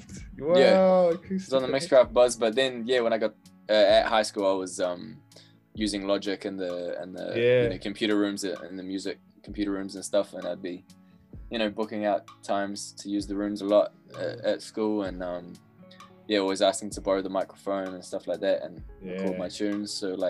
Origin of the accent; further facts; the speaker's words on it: Wellington, New Zealand; Brooklyn. Yeah. Brooklyn, Wellington.